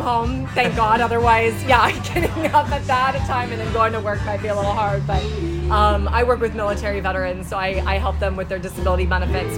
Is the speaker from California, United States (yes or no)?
yes; California, United States; born and raised in California